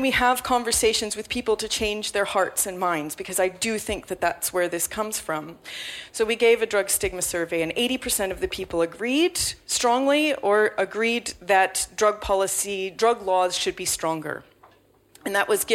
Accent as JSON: {"language": "English", "country": "United States", "tie": "born or raised there", "moved": "yes", "lives_now": "London, United Kingdom", "said": "as an American growing up in the Nancy Reagan era"}